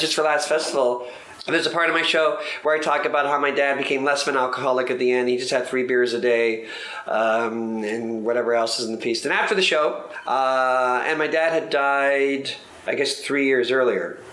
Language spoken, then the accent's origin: English; Mississauga, Ontario, Canada; I grew up in Mississauga, Ontario, which is 30 miles away from Toronto